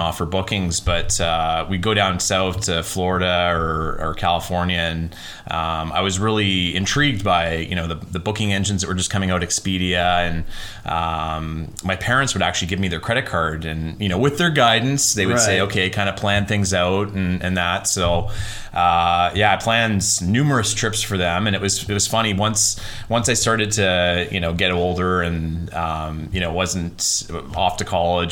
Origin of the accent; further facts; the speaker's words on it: Dundas, Ontario, Canada; moved away as an adult; also born or lived in Oakville, Ontario / Alberta / Vancouver; now in Comox Valley, Canada; they moved to Dundas in another golf community where I spent most of my time growing up